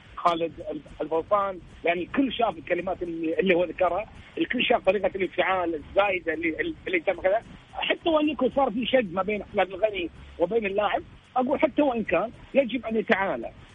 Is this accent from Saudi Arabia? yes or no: no; Kuwait; احنا احنا ككويتيين